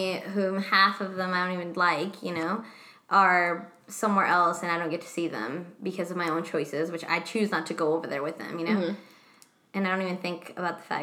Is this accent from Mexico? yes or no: yes; Mexico; first language Spanish; English is a second language; moved away; I'm the most Mexican one because I was born in Mexico